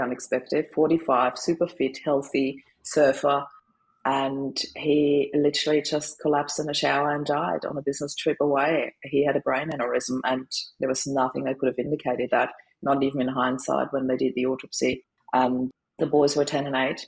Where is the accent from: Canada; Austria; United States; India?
Austria; moved away as an adult; now in Australia; I'm originally from Austria. I always put that up front because people always wonder about my accent. Was born in Austria, moved to Australia in 2004